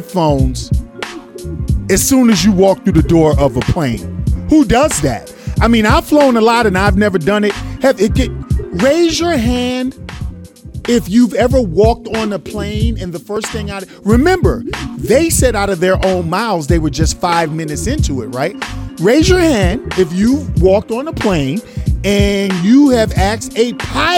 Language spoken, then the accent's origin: English; New York City, New York, United States; I'm from New York City